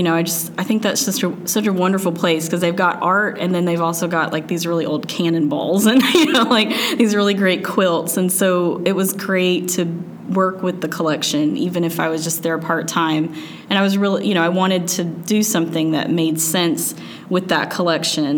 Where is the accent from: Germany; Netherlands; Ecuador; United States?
United States; Little Rock, Arkansas; also born or lived in Illinois; I grew up in Little Rock, but kind of out in the country a little bit